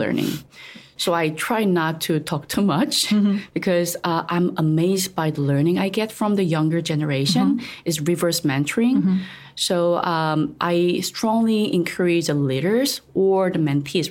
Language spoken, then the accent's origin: English; South Korea; English is a second language; moved away as an adult; now in Taiwan; I'm originally from Korea